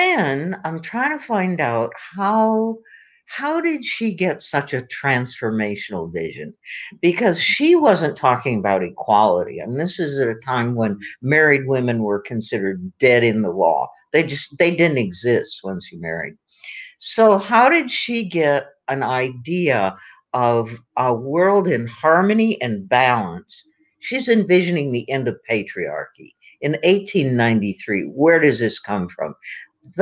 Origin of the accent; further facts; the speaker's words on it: Aberdeen, South Dakota, United States; my hometown of Aberdeen, South Dakota